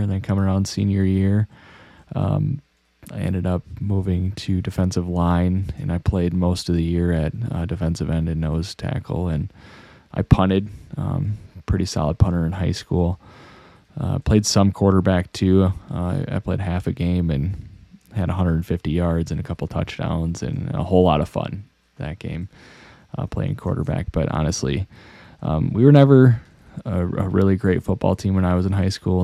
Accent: Monroe, Wisconsin, United States; also born or lived in Madison, Wisconsin; Monroe is more than my hometown. It's where I grew up

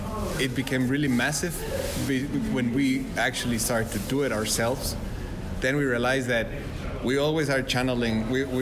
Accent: Mexico; now in Austria; also born and raised in Mexico

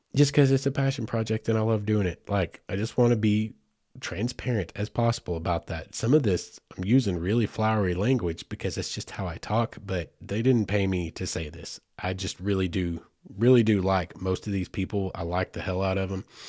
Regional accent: Southeast Oklahoma, United States; I grew up in Southeast Oklahoma

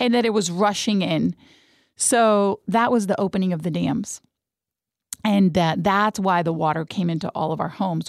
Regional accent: Madrid, Community of Madrid, Spain; first language Spanish; English is a second language; moved away; also born or lived in Cuenca, Spain / Houston, Texas; cradle Catholic, born in Spain, in Madrid, España. So, Spanish was my first language

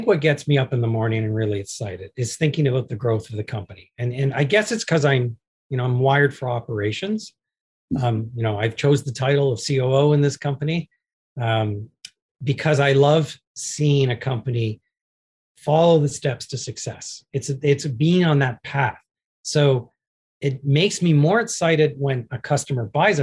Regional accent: Canada; I'm a Canadian and I'm proud to be Canadian

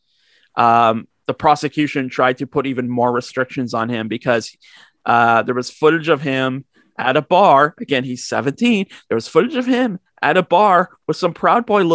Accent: Canada; speaking as a Canadian

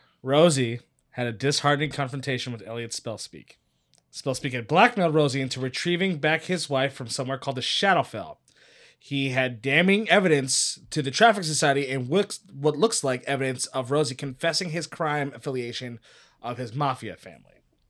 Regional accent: Cleveland, Ohio, United States; I mean, growing up in Cleveland.

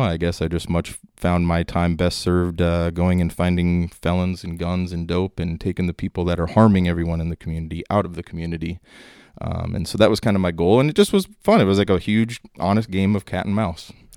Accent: northern Minnesota, United States; moved away as an adult; now in Dallas, United States; growing up in Minnesota, a lot of, uh, long winters

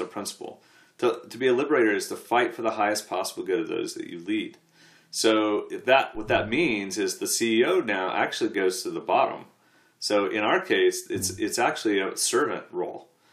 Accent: United States; an American sportsman

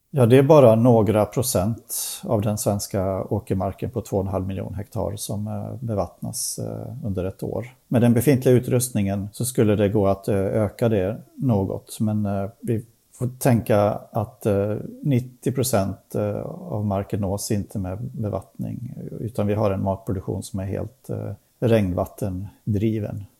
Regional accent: Sweden; vi svenskar

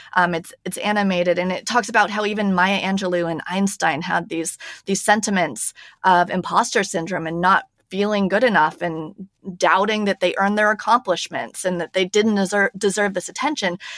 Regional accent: United States; moved away as an adult; now in Paris, France; I am an American, if you can hear by my voice, but I'm actually based in Paris, France

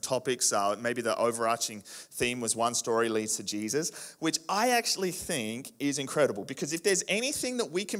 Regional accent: Canberra, Australian Capital Territory, Australia; now in Kingscliff, Australia; I'm originally from Canberra, so I do enjoy a bit of cold

